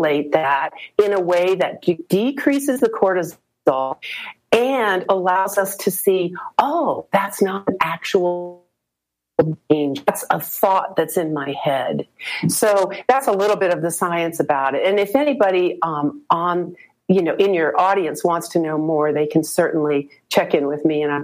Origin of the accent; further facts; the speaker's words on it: Colorado, United States; moved away; also born or lived in East Coast; I'm moving from the East Coast back to Colorado, where I grew up